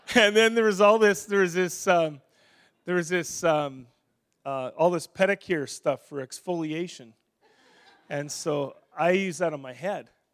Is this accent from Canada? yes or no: yes; Saskatchewan, Canada; also born or lived in Edmonton; now in Winnipeg, Canada; I grew up in Saskatchewan